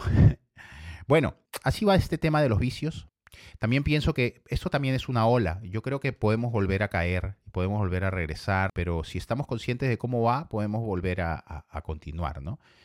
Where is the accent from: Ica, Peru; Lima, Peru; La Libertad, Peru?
Ica, Peru; Yo vengo del Perú y vengo de la ciudad de Ica. Me crié y me identifico con la ciudad de Ica